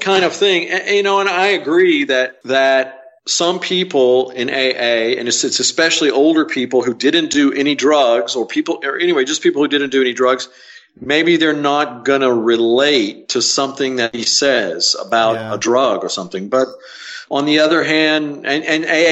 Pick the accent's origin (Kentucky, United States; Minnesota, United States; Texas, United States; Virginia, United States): Texas, United States; Amarillo; also born or lived in Austin; Didn't grow up in Austin. I grew up in Amarillo.